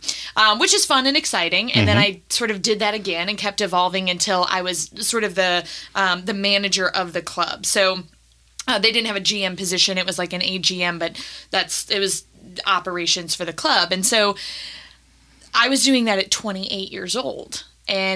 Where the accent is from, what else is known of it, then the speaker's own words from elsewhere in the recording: Nashville, Tennessee, United States; also born or lived in Toledo, Ohio / Cleveland, Ohio; I was born in Toledo. We lived in Cleveland until I was 10, and then we moved down to Nashville